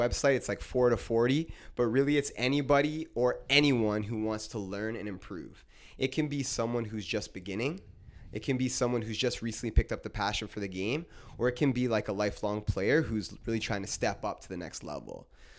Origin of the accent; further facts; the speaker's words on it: Brantford, Ontario, Canada; And then I would say, Brantford. they would laugh. They would say, no way. They're like, you're this good. You're from Brantford?